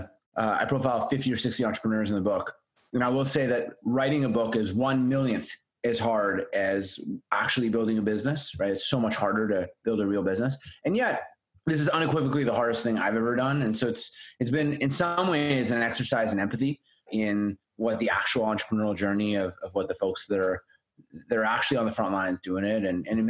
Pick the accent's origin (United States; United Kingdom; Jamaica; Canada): Canada; the Prairies; I grew up in the Midwest of Canada